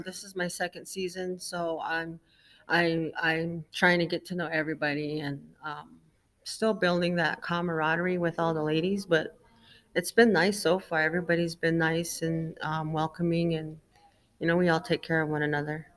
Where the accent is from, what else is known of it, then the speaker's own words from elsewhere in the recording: Mesa, Arizona, United States; I'm from Mesa, Arizona